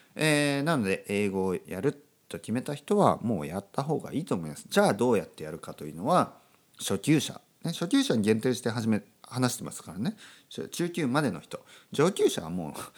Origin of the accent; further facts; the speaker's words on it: Kyushu, Oita, Japan; first language Japanese; moved away as an adult; also born or lived in Tokyo; 僕あの田舎出身でね九州の大分県出身なんですけど、えー、東京にね長く住んでます